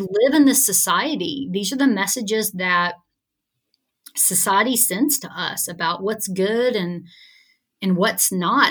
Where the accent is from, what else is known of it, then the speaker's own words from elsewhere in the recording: Alabama, United States; growing up in Alabama